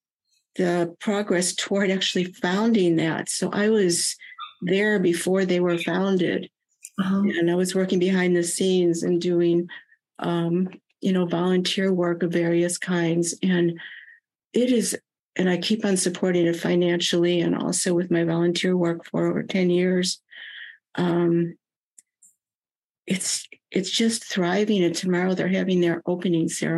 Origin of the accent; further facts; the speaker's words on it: Chicago, Illinois, United States; I grew up in Chicago, which is extremely segregated, at least when I was growing up